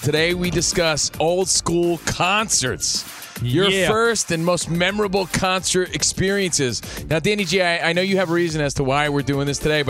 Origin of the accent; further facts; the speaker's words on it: East Coast, United States; We're from the East Coast.